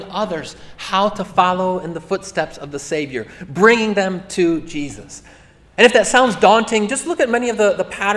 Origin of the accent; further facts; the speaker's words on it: Lake Orion, Michigan, United States; I'm a suburban kid, okay? You know, family, white collar, didn't have a lot of need for chainsaws growing up in Lake Orion